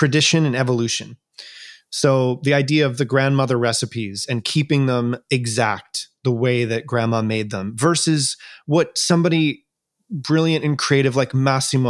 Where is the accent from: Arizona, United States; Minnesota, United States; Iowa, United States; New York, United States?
New York, United States; growing up on the East Coast of the United States in New York